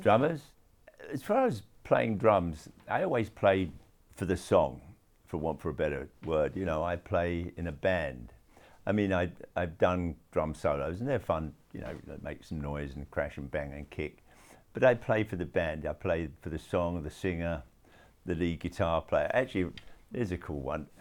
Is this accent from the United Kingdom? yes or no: yes; London, United Kingdom; when I was growing up in London.